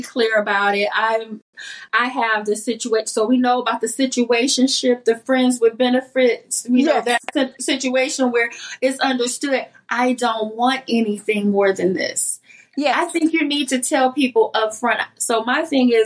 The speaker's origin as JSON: {"language": "English", "town": "East St. Louis", "region": "Illinois", "country": "United States", "also_born_or_lived": "Atlanta", "moved": "as an adult", "said": "I'm from East St. Louis, Centerville, Illinois, which is 5 hours south of Chicago. And we are country, and we are a small town"}